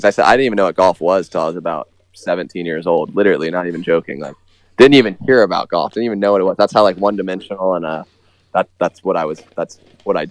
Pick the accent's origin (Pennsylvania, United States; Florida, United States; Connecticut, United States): Florida, United States; New Smyrna Beach; I grew up I grew up in Florida, New Smyrna Beach. That's my hometown. I still live here